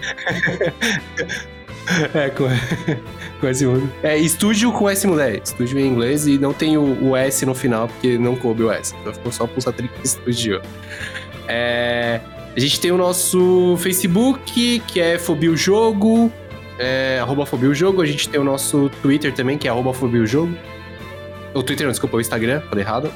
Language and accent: Portuguese; Brazil; como brasileiro